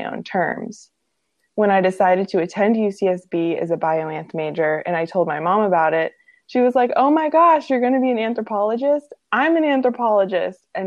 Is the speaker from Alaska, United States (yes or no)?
yes; Togiak, Alaska, United States; I was born and raised in Alaska, and the first part of my life was spent in a small traditional Yupik village called Togiak